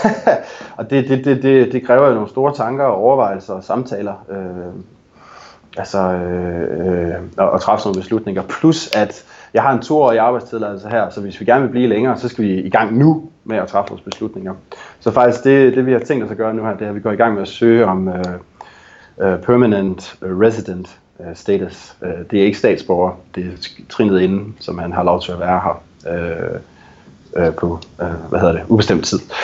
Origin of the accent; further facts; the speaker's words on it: Denmark; moved away as an adult; now in Vancouver, Canada; mit hjemland, øh, og også mig selv som dansker